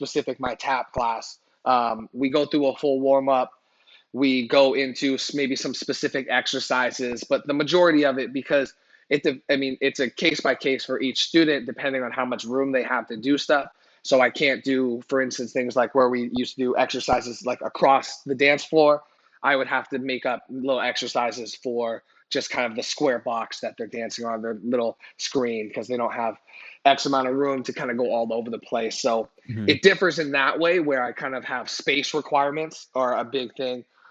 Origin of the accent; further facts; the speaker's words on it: California, United States; also born or lived in Ottawa, Ontario, Canada; I was born actually in Canada, in Ottawa, Canada, Ottawa, Ontario, Canada. Mm-hmm. I moved to California when I was young. My dad got a job here, so we moved out here, but my roots are still out in Canada